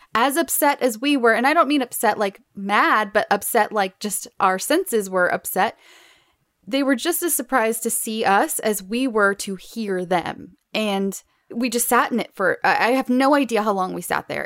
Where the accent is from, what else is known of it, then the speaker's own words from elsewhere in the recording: Southern California, United States; I grew up not only in Southern California, but in the middle of the desert